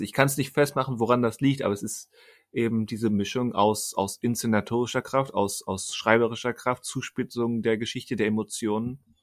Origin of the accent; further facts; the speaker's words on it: Germany